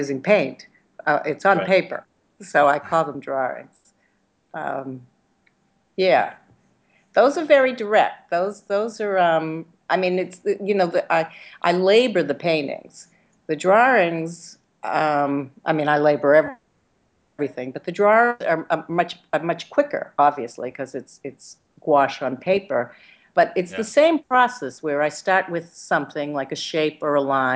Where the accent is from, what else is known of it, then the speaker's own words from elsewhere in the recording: United States; also born or lived in Boston; now in New York City, United States; identify with being American